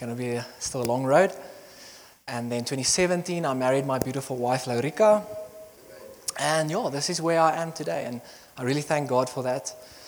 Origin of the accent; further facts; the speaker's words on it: Bloemfontein, Free State, South Africa; moved away as an adult; also born or lived in Potchefstroom; now in Secunda, South Africa; I grew up in Bloemfontein, and then I was born there.